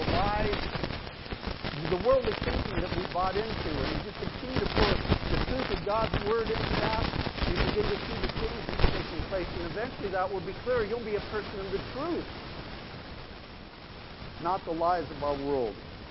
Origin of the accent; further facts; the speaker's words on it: Idaho, United States; moved away; I grew up in Idaho